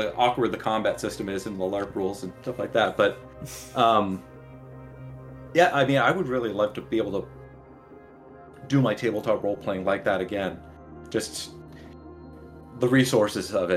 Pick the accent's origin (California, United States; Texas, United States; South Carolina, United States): California, United States; San Diego; I grew up in San Diego, so I was able to go home on weekends.